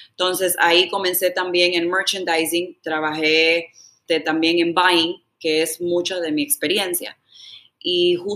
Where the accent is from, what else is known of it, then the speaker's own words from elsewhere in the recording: Providence, Rhode Island, United States; moved away as an adult; also born or lived in Tampa, Florida / Dominican Republic; Yo nací en Providence, Rhode Island. Eh, los padres míos son de República Dominicana.